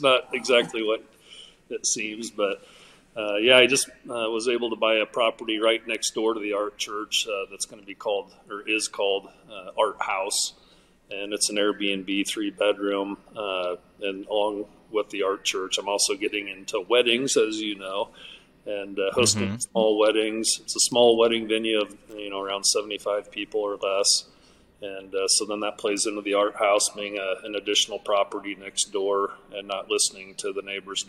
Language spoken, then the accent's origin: English; Malvern, Iowa, United States; moved away as an adult; also born or lived in Arizona; I'm from Malvern, Iowa, originally from Malvern, Iowa.